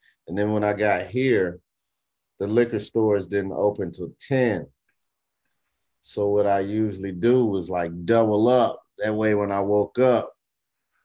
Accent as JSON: {"language": "English", "region": "Arkansas", "country": "United States", "moved": "as an adult", "lives_now": "Texas, United States", "said": "I'm from Arkansas, but I moved here to Texas. Like when I was back home in Arkansas"}